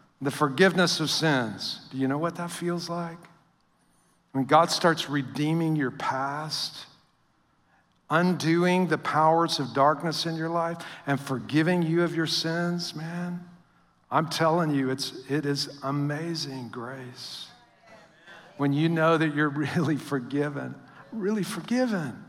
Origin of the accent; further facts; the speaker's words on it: Northwest Louisiana, United States; moved away; also born or lived in Midwest; I was raised in Northwest Louisiana.